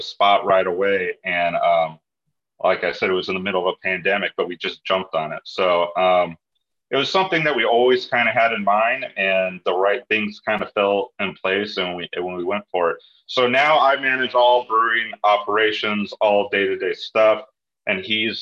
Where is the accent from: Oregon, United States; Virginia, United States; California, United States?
California, United States; myself and my other co-owner, born and raised in California